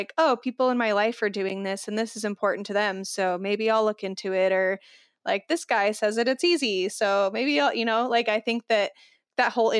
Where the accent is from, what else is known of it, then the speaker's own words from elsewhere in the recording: Phoenix, Arizona, United States; now in Kansas City, United States; I live in Kansas City, which is literally smack dab in the middle of the United States. And I grew up in Phoenix